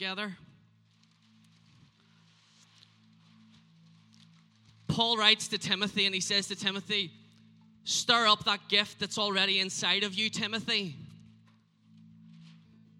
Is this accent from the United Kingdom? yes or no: yes; Northern Ireland, United Kingdom; I am from Northern Ireland.